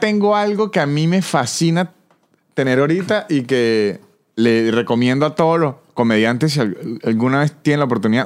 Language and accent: Spanish; San Cristóbal, Táchira, Venezuela; moved away as an adult; also born or lived in Mexico; now in Argentina; yo soy de San Cristóbal